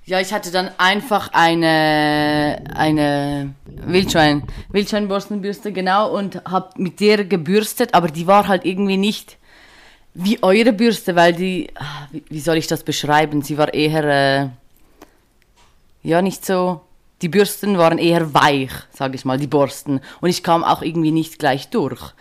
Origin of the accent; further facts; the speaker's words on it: Switzerland; ich komme aus der Schweiz, wie man vielleicht äh, nicht überhören kann.